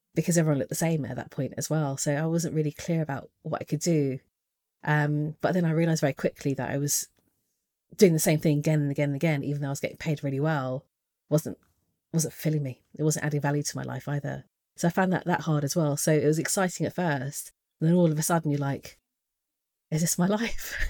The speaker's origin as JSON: {"language": "English", "country": "United Kingdom", "said": "being British, Asian"}